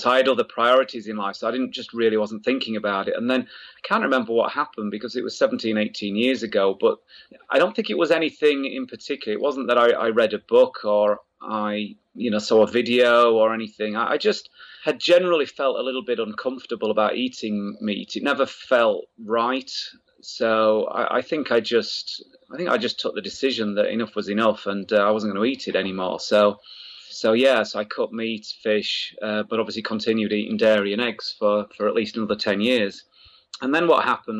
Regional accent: Wakefield, Yorkshire and the Humber, United Kingdom; I grew up in the north of England, in Yorkshire, a place called Wakefield

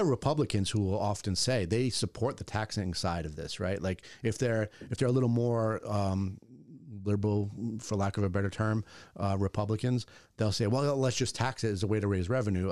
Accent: Bristol, Rhode Island, United States; I grew up in Bristol

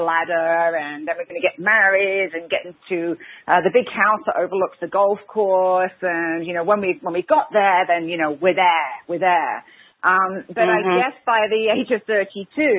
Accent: England, United Kingdom; I'm English, so what happens with the Great Brits is we have this stiff upper lip.

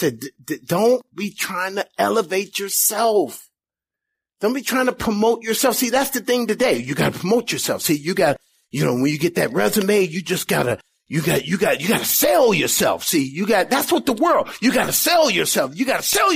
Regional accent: Indiana, United States; moved away as an adult; also born or lived in California; I've never been on the East Coast before, never been past Indiana where we grew up.

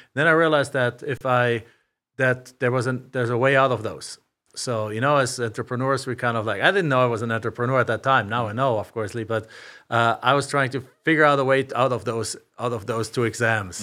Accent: Germany; also born or lived in Macomb, Illinois; now in Phoenix, United States; I'm from a small town in Germany.

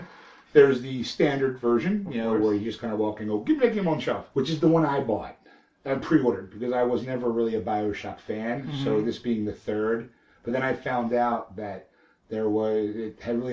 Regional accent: Alberta, Canada; I'm from Alberta, Canada.

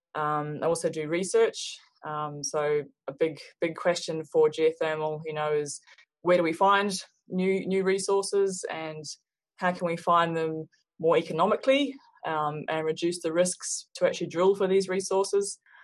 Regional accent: Hawke's Bay, New Zealand; moved away as an adult; also born or lived in Australia; now in Reno, United States; I grew up in New Zealand. I'm from New Zealand and grew up in rural uh, Hawke's Bay

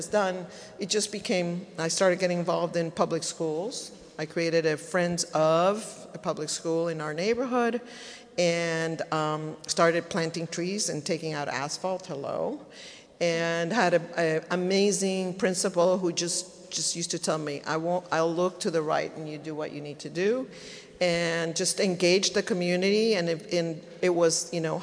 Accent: El Salvador; moved away as an adult; also born or lived in East Coast, United States; now in Los Angeles, United States; I am from El Salvador.

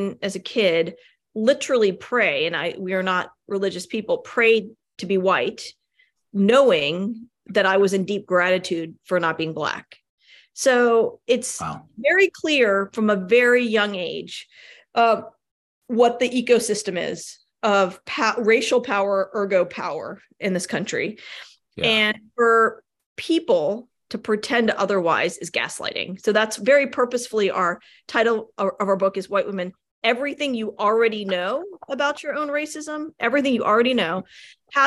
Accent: Richmond, Virginia, United States; moved away; also born or lived in Denver / New York City; Born and raised in Richmond, Virginia

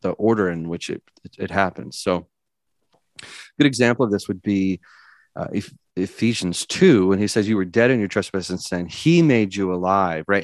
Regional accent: California, United States; now in Tennessee, United States; I was born and raised in California.

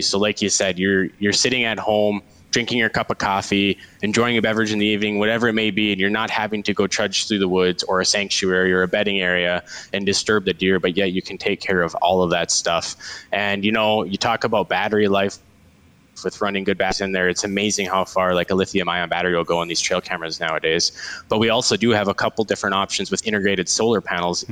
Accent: Devils Lake, North Dakota, United States; moved away as an adult; now in Bismarck, United States; I am born and raised in Devil's Lake

